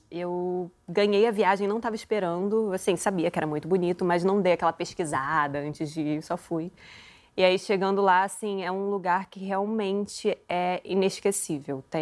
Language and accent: Portuguese; Angra dos Reis, Rio de Janeiro, Brazil; eu sou de Angra, e a minha mãe é da Ilha Grande.